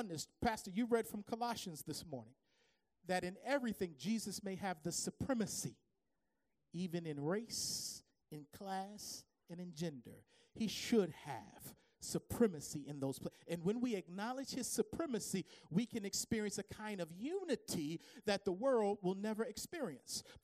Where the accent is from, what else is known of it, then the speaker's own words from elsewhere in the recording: Baltimore, Maryland, United States; growing up in the Baptist church down on Poplar Grove Street in Baltimore